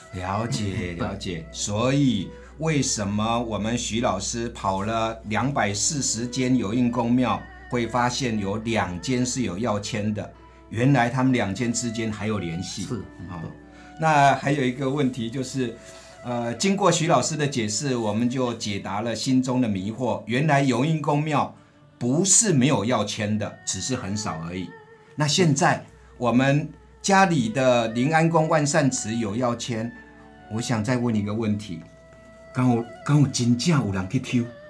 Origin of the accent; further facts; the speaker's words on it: Changhua County, Taiwan; moved away; 我的老家在彰化